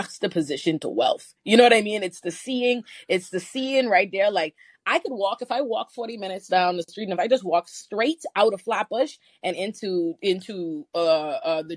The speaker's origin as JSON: {"language": "English", "country": "Bahamas", "tie": "born or raised there", "said": "I grew up in the Bahamas"}